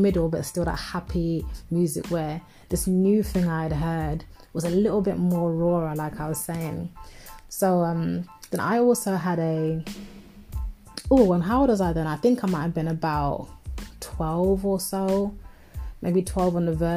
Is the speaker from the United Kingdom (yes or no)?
yes; London, United Kingdom; I'm from North London in Tottenham.